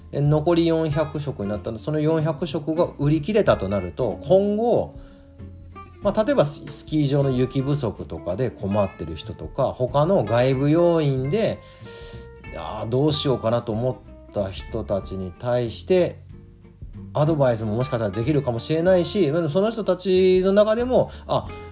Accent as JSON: {"language": "Japanese", "region": "Kagoshima", "country": "Japan", "tie": "born or raised there", "moved": "yes", "said": "僕は地元の鹿児島からもう我が家がずっと使っているスパイスを取り寄せました"}